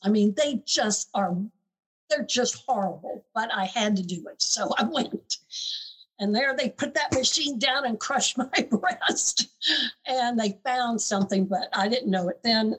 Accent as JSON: {"language": "English", "region": "the South", "country": "United States", "tie": "born or raised there", "said": "I grew up in the South, so I went to University of Florida"}